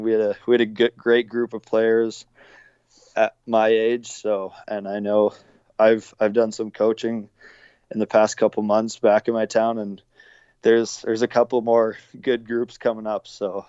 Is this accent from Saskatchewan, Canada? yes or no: yes; Munster, Saskatchewan, Canada; Yeah, I mean, I've been around it my whole life. Munster, obviously, population, I think it's probably 450 people on a good day.